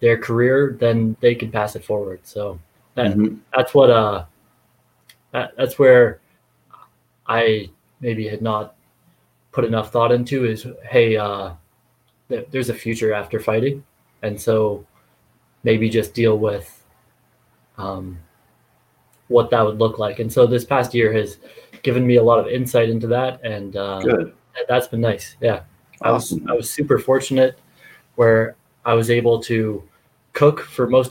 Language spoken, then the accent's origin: English; Barrie, Ontario, Canada; moved away as an adult; I left my hometown, Barrie